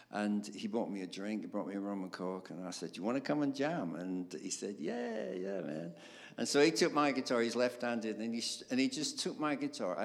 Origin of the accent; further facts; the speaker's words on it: Darwen, North West England, United Kingdom; I grew up in Darwen, which is between Blackburn and Bolton